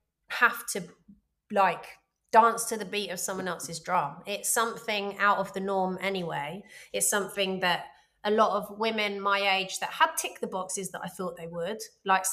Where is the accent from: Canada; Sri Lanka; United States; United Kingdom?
United Kingdom; London; I'm from London